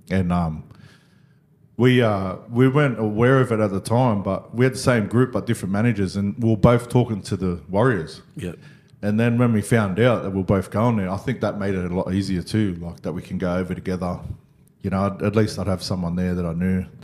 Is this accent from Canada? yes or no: no; Parramatta, New South Wales, Australia; like I was, you know, born and raised in Parra.